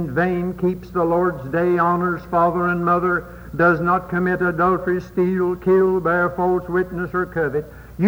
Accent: United States; I'm an American by birth

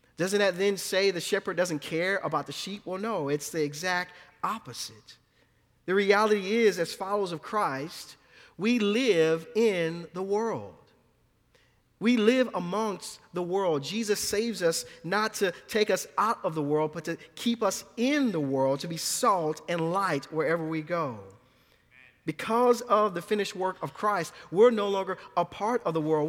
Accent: New Orleans, Louisiana, United States; born or raised there; moved away

